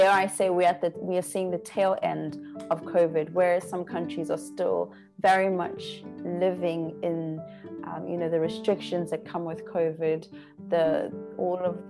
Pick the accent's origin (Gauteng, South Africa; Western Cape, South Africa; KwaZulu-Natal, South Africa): KwaZulu-Natal, South Africa; Pietermaritzburg; moved away as an adult; also born or lived in Canada; now in China; I was growing up in 2 different households in Peter Maritzburg. And then I went to high school in Maritzburg